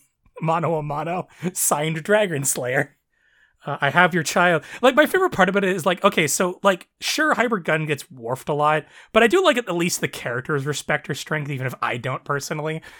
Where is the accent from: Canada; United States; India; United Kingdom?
Canada; Canada's kind of in a weird spot because, you know, we're, since you know, we're a predominantly, like, white nation.